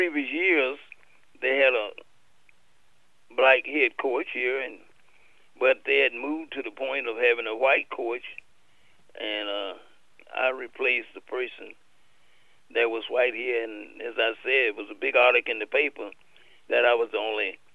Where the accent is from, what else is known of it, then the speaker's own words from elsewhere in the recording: Mississippi, United States; moved away; I'm from Mississippi